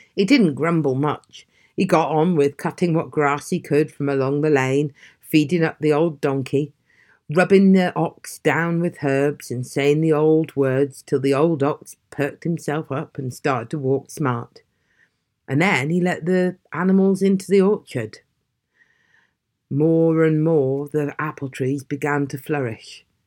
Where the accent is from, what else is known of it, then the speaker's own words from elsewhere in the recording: Aberdeen, Scotland, United Kingdom; moved away; also born or lived in South West England; I'm from Aberdeen originally, the same place Elizabeth Blackwell is fr-, was from